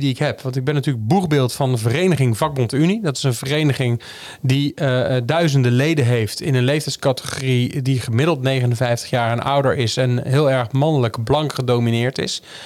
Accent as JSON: {"language": "Dutch", "region": "North Brabant", "country": "Netherlands", "also_born_or_lived": "Amsterdam", "moved": "yes", "said": "ik kom uit Brabant"}